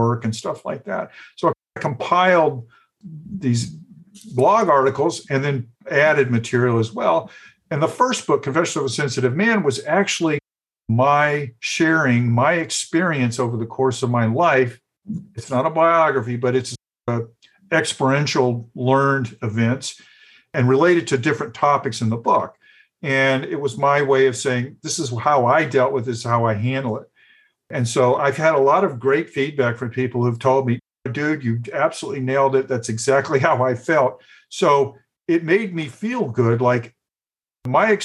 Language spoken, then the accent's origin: English; the South, United States; growing up in the South